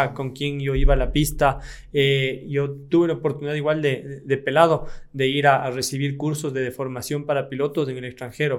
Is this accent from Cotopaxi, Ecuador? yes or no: yes; Latacunga, Cotopaxi, Ecuador; mi provincia Cotopaxi